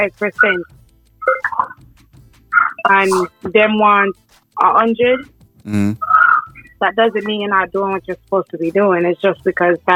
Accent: Roosevelt, New York, United States; also born or lived in Jamaica (family background); now in Queens, United States; I'm from Roosevelt, New York

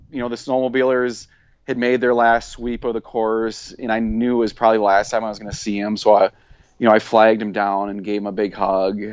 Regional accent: South Central Wisconsin, United States; I grew up in South Central Wisconsin

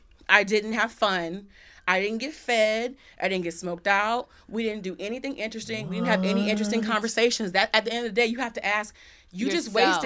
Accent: Australia; And like, I'm from Australia.

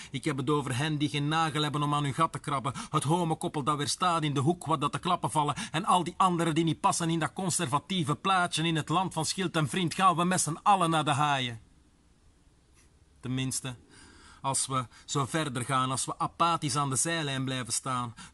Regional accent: Flanders, Belgium; Deze Vlaamse jongen heeft nog niet alles gezegd. Ja, ik kom ook uit Vlaamse potgrond, net zoals zoveel rond mij.

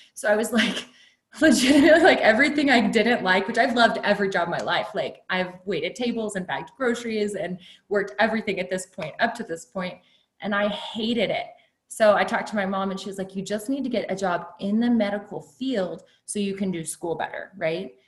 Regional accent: Kerrville, Texas, United States; I grew up in Kerrville, which is a retirement community in Texas, Hill Country, beautiful community.

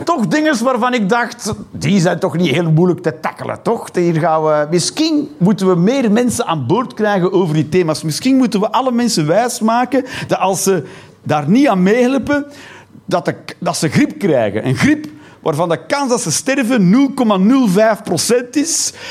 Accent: Flanders, Belgium; Ik ben een Belg, een slash, een Vlaming.

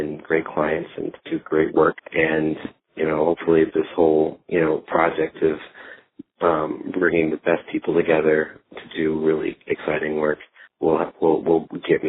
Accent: Minneapolis, Minnesota, United States; moved away as an adult; also born or lived in Arkansas; now in Dallas, United States; I grew up in the Twin Cities, Minneapolis area.

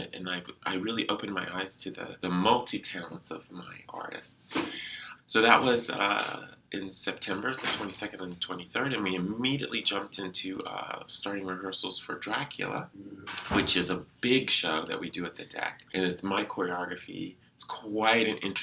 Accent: the South, United States; now in Duluth, United States; I'm from the South

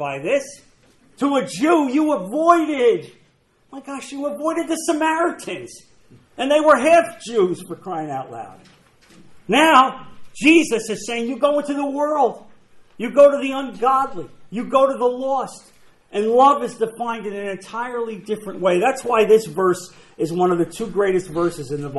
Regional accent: New Jersey, United States; I'm from New Jersey.

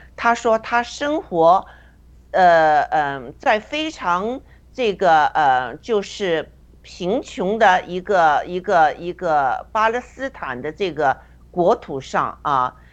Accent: China; 就像我们在中共中共国成长的人一样

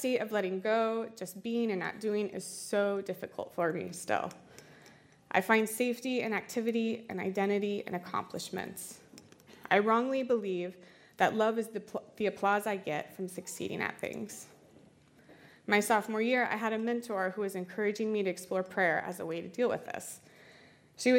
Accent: Iowa, United States; I'm from Iowa, so we only have like murky lakes and rivers

